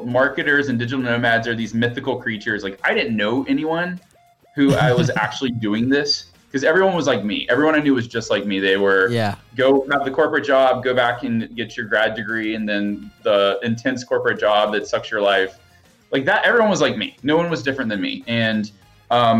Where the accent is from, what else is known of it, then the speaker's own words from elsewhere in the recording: Alabama, United States; now in Austin, United States; I grew up in Alabama. I live in Austin, Texas